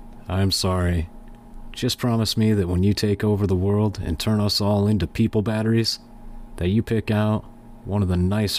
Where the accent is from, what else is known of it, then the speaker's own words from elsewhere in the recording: Johannesburg, Gauteng, South Africa; We're from Johannesburg, South Africa, and I just want to introduce us and our journey to everyone here.